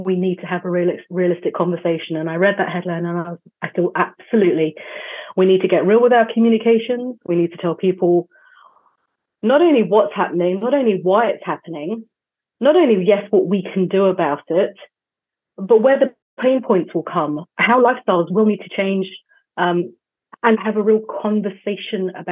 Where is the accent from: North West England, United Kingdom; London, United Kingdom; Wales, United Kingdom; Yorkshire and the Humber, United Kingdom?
London, United Kingdom; as a Londoner